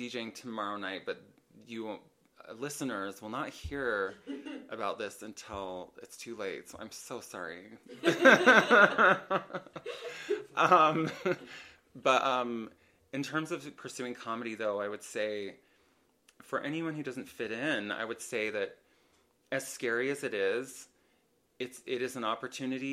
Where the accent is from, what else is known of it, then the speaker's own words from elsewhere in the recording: Idaho, United States; now in Utah, United States; I did lots of acting growing up in Idaho